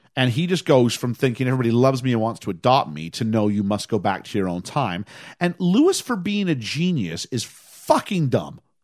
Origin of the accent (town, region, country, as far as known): Canada